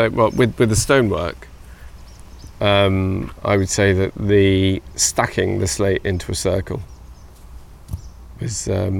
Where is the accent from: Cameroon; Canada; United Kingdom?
United Kingdom; Wales; Being Welsh